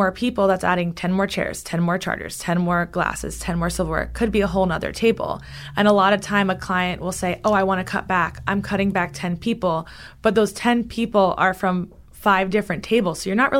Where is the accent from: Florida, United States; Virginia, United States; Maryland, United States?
Florida, United States; Key West; moved away as an adult; now in Tampa, United States; I am from Key West, and that's, like, the number one wedding destination over Vegas in the country.